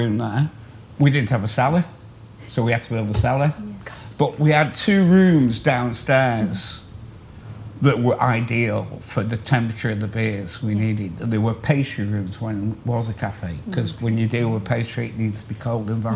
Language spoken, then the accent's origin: English; Stoke-on-Trent, West Midlands, United Kingdom; moved away as an adult; also born or lived in Overton / Hest Bank / Arnside; now in Morecambe Bay area, United Kingdom; I'm originally from Stoke-on-Trent